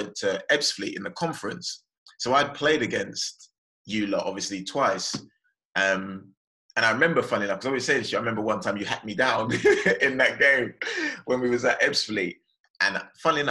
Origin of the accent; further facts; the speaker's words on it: London, United Kingdom; also born or lived in Brixton; I'm originally from West London. And growing up, I shared my time between West and South London